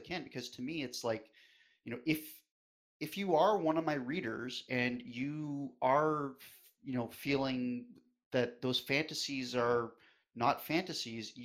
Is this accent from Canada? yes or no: yes; West Coast of Canada, Canada; moved away; I am a Canadian. I was originally from the West Coast